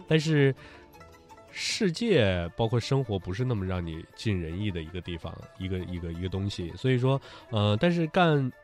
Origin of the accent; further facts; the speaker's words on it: Northeast China, China; accent: Northeastern Mandarin (东北话); 东北话就是这样